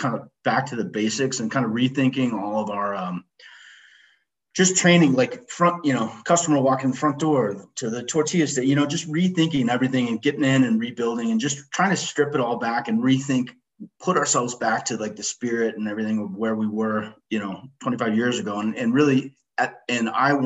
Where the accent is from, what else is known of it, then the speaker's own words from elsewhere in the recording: Littleton, Colorado, United States; I born and raised in Littleton, Colorado.